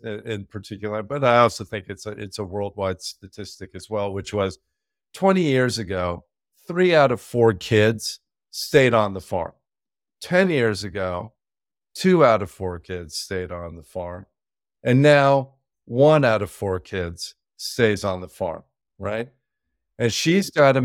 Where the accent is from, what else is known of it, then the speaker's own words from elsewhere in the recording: Peru; moved away; I grew up in South America, Peru